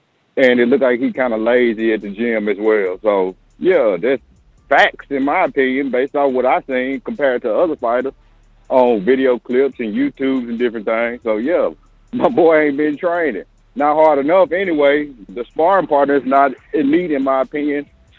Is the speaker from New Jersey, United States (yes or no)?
no; Alabama, United States; I'm from Bama, you know what I'm saying, born and raised